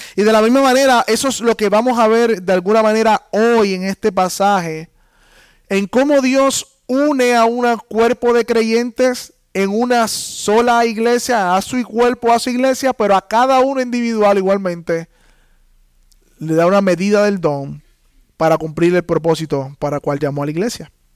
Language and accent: Spanish; Puerto Rico; somos puertorriqueños, entonces nos unimos la iglesia puertorriqueña